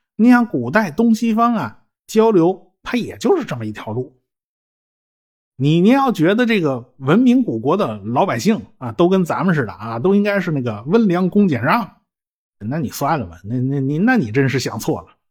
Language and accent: Chinese; China; 我们中国人